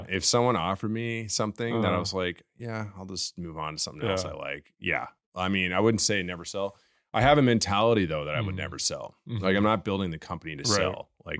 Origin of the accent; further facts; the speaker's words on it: Canada; I'm Canadian.